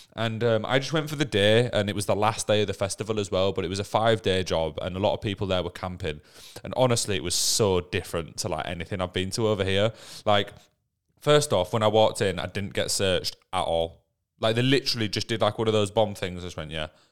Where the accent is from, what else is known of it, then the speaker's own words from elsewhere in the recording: England, United Kingdom; we're from England